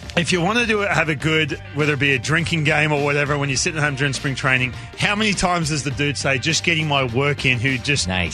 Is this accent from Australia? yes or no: yes; Australia; growing up in Australia